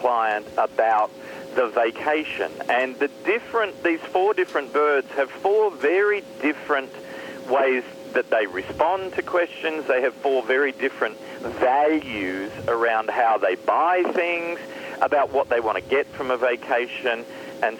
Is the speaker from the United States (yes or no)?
no; Australia; my home country of Australia